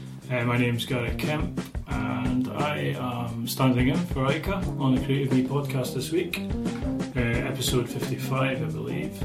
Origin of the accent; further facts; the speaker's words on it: Aberdeen, Scotland, United Kingdom; so we grew up, we're both obviously Aberdeen. We grew up in Northfield